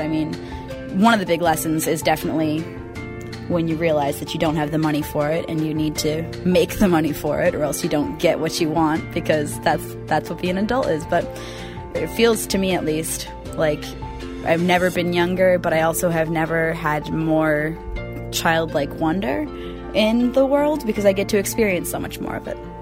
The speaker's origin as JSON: {"language": "English", "town": "West River", "region": "Vermont", "country": "United States", "moved": "yes", "lives_now": "Portland, United States", "said": "I am originally from West River, Vermont. Uh, I am now living in Portland, Oregon"}